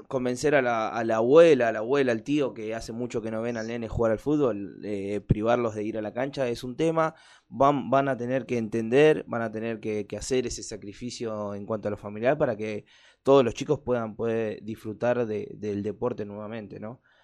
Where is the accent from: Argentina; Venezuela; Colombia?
Argentina; Avellaneda, Buenos Aires Province; yo soy de acá de Avellaneda